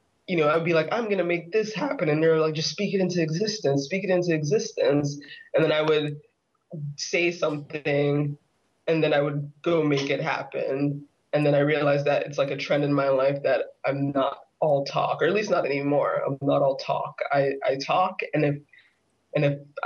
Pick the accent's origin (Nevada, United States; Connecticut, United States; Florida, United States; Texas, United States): Florida, United States; moved away as an adult; now in New York, United States; I'm from Florida and I lived there most of my life